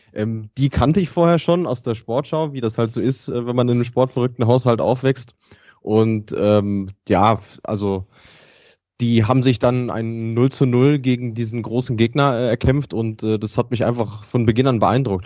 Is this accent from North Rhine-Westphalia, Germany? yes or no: yes; Bielefeld, North Rhine-Westphalia, Germany; als Bielefelder